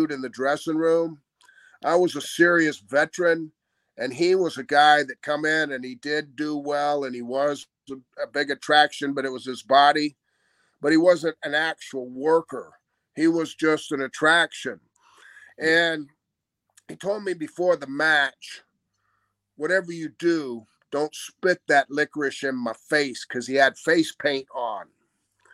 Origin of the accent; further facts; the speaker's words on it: Florida, United States; I'm from Florida.